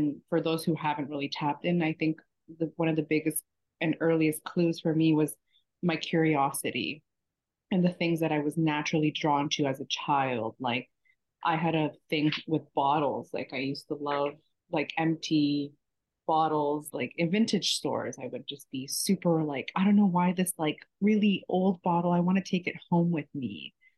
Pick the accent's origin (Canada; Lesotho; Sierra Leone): Canada; Toronto, Ontario; moved away as an adult; also born or lived in Texas; now in Miami, United States; I'm currently in Miami. I was born in Texas and raised in Toronto.